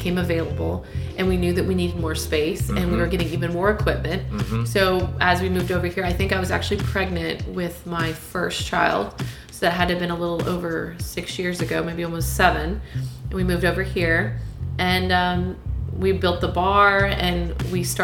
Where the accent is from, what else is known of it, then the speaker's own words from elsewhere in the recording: Cypress, Texas, United States; I grew up in Cypress, Texas, so just a little north of Houston